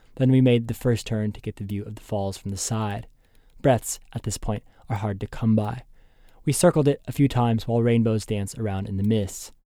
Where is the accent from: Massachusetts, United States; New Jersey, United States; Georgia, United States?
Massachusetts, United States; Boston